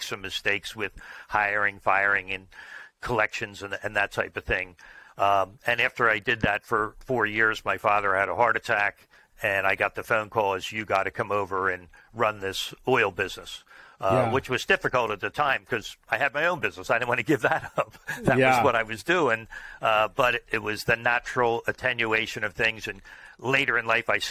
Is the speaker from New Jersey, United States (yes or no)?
yes; Oaklyn, New Jersey, United States; I grew up locally in the same town that my business is in. It was called Oakland, New Jersey, so a suburb of Philadelphia